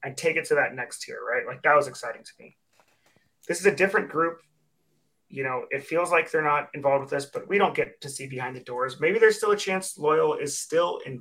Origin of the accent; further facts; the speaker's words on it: San Francisco, California, United States; now in San Diego, United States; I grew up in San Francisco